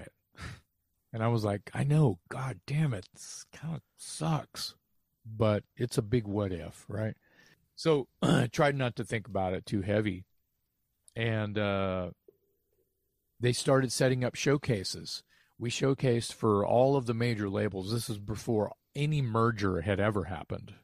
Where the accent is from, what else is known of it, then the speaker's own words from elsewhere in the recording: Texas, United States; I'm a kid from Texas, never been anywhere